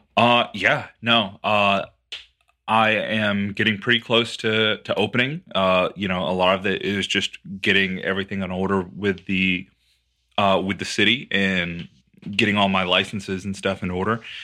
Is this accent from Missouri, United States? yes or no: no; Texas, United States; as a Texan